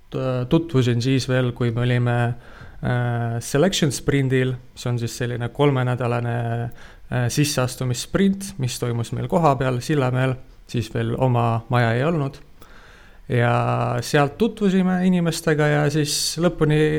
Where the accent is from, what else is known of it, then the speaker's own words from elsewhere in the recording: Tartu, Tartu County, Estonia; ma olen ise Tartust